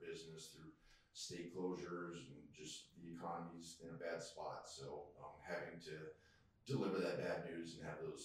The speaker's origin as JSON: {"language": "English", "region": "Colorado", "country": "United States", "tie": "born or raised there", "also_born_or_lived": "Texas / Phoenix, Arizona", "moved": "as an adult", "lives_now": "East Texas, United States", "said": "I was born and raised in Colorado"}